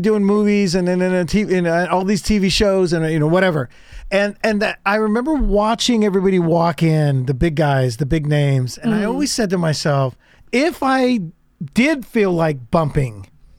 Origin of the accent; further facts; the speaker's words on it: San Joaquin Valley, California, United States; I was from the San Joaquin Valley.